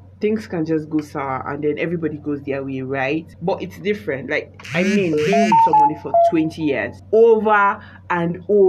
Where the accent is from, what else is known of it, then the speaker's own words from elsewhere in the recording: Nigeria; And then along the line, culture, tradition, being African, being Nigerian.